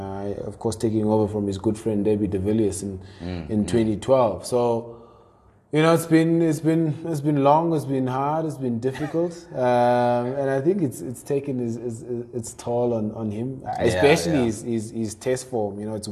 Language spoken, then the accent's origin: English; South Africa; as South African fans.